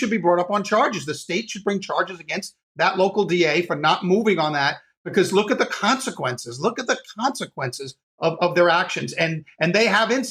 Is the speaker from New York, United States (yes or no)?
yes; New York, United States; I grew up in New York